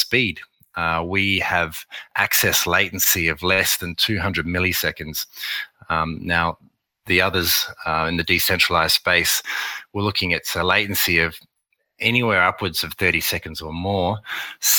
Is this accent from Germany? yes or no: no; Australia; accent: Australian; also born or lived in Beijing, China / Shanghai, China / New York, United States; my accent that I'm Australian